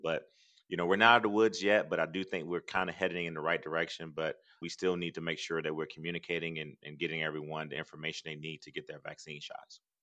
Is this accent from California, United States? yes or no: no; Athens, Georgia, United States; growing up in Athens and growing up poor